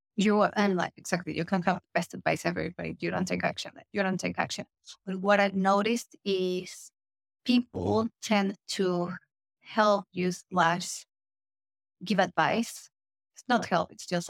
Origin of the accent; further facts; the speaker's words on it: Mexico; moved away; Mexico, my home country